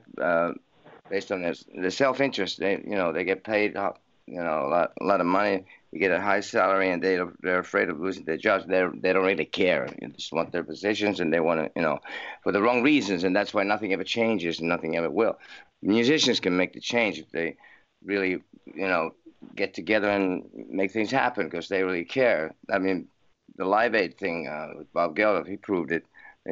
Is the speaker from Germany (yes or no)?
no; Helsinki, Uusimaa, Finland; I was born in Finland, in Helsinki, and I grew up here till I was 17